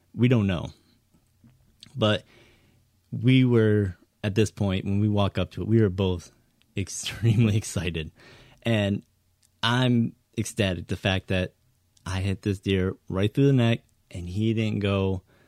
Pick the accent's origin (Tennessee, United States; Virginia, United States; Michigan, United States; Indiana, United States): Michigan, United States; Northern; growing up in Northern Michigan